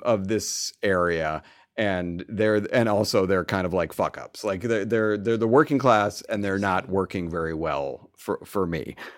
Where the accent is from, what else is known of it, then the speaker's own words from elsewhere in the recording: United States; we're American